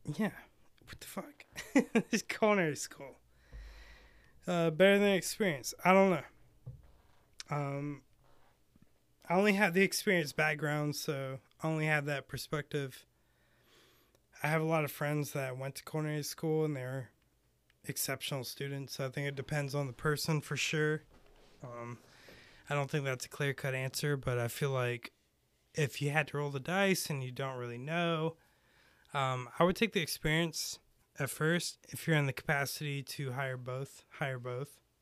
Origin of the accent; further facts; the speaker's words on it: United States; also born or lived in Lake Tahoe (born); I grew up in Carolina.